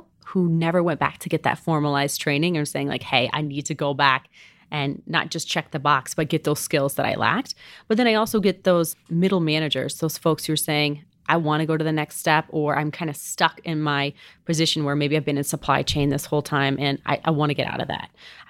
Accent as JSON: {"language": "English", "town": "Savannah", "region": "Georgia", "country": "United States", "also_born_or_lived": "Colorado", "accent": "southern", "said": "So believe it or not, I'm actually originally from Savannah, Georgia."}